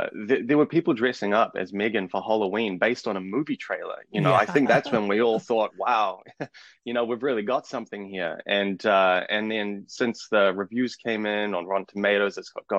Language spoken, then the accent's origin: English; Auckland, New Zealand; I'm from Auckland, New Zealand